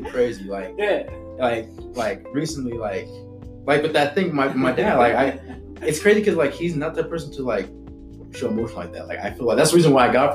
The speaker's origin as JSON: {"language": "English", "town": "Fontana", "region": "California", "country": "United States", "tie": "born or raised there", "also_born_or_lived": "Antelope Valley, California", "said": "I grew up in Fontana"}